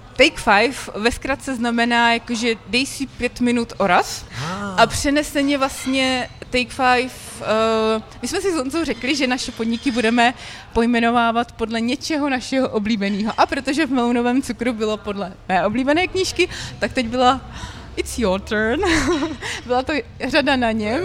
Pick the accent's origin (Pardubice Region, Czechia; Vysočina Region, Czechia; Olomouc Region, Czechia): Pardubice Region, Czechia; Jevíčko; moved away; also born or lived in Litomyšl / Brno; já jsem z Jivíčka, že jo, to je kusíček vlastně od tam